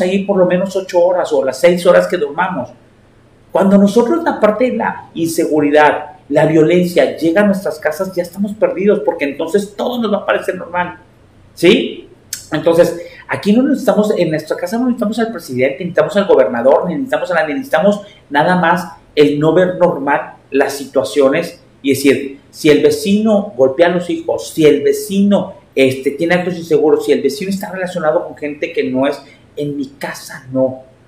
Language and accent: Spanish; Mexico; somos los mexicanos más creativos del mundo